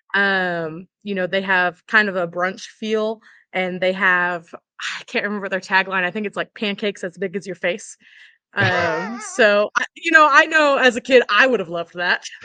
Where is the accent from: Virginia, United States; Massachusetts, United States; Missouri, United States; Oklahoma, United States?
Oklahoma, United States; now in Eureka Springs, United States; I'm originally from Oklahoma